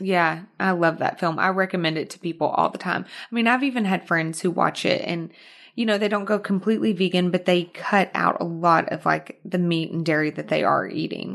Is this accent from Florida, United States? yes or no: no; Arkansas, United States; moved away as an adult; also born or lived in Houston, Texas / New York; now in Los Angeles, United States; I was born in Houston, but I was raised in Arkansas. Mm-hmm. So, that's where the accent comes from, Arkansas